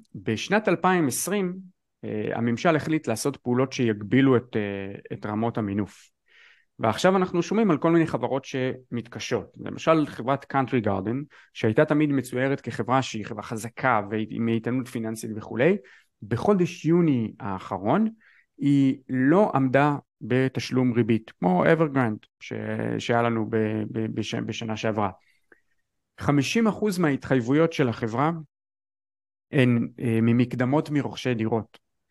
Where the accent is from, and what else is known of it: Israel